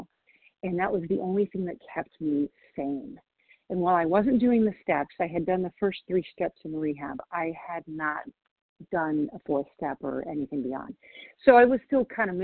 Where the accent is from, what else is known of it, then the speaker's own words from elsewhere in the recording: Washington, United States; also born or lived in Nashville, Tennessee; I'm from Washington State, but I'm currently in Nashville, Tennessee